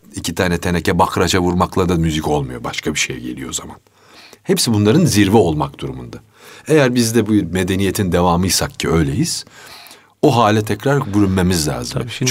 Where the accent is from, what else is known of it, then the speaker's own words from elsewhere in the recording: Istanbul, Turkey; also born or lived in Fatih, Istanbul; Fatih doğumluyum ama Zeynep Kamil'de sonra yani 3 4 yaşından sonra falan Zeynep Kamil'e taşınmışız. Kartal Baba Hazretleri'nin arka hmm. sokağına. Üsküdar malum camileri çok olan bir beldedir